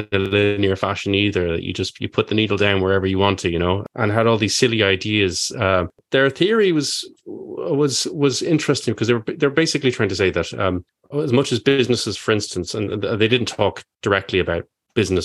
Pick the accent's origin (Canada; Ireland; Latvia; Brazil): Ireland; I'm Irish